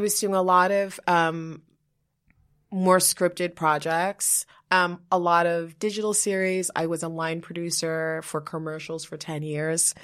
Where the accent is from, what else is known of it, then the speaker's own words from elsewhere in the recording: New York, United States; moved away as an adult; also born or lived in Liberia; now in New Jersey, United States; I live in New Jersey now, but, like, I'm a New Yorker.